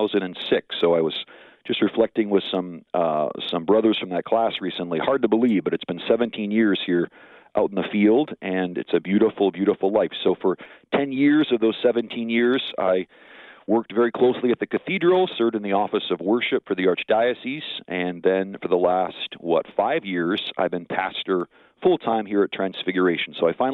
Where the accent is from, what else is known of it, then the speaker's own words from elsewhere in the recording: St. Paul, Minnesota, United States; also born or lived in California; I grew up in St. Paul, Minnesota. Very close to the University of St. Thomas, which some of your listeners may be familiar with, beautiful Merriam Park, Minnesota. Went to parochial school myself for grade school and high school, then went out to California